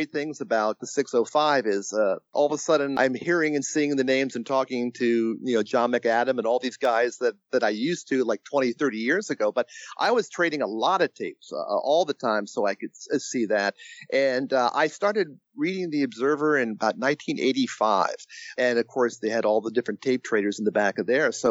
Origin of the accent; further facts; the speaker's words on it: Evansville, Indiana, United States; born there; because I was born in Evansville, Indiana.